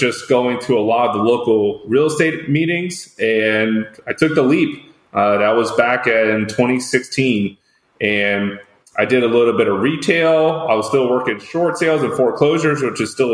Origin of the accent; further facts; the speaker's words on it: west of Fort Lauderdale, South Florida, United States; moved away as an adult; now in Orlando, United States; I grew up in the South Florida area, just west of Fort Lauderdale